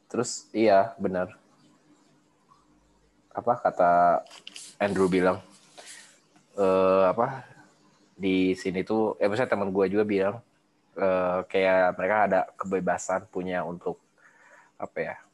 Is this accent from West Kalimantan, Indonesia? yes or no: no; Bandung, West Java, Indonesia